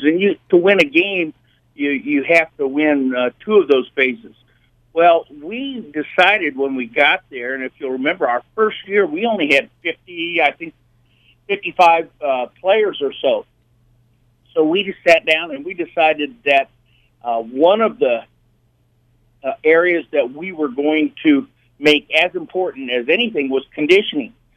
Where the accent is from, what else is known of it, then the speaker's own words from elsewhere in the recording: Indianapolis, Indiana, United States; moved away as an adult; also born or lived in Denver / Europe; now in Nashville, United States; growing up in Indiana